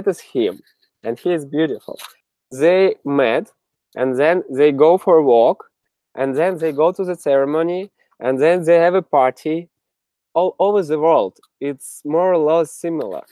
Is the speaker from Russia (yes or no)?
yes; Siberia, Russia; also born or lived in Moscow, Russia; now in San Francisco, United States; I'm originally from Siberia, very middle of Russia. And then I moved to Moscow.